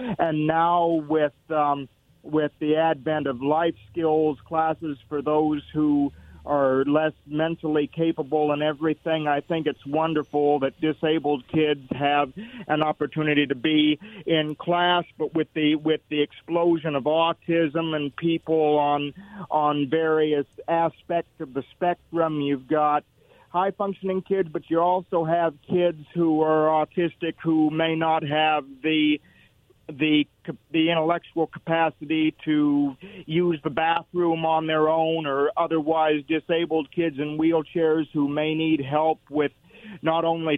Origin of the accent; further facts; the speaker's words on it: Kennewick, Washington, United States; I'm from Kennewick, so I'm not from Richland